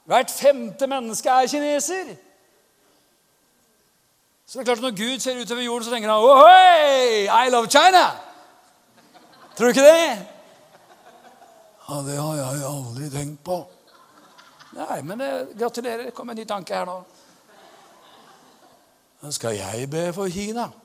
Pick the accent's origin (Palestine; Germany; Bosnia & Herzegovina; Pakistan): Pakistan; now in Norway; Jeg kommer fra Pakistan.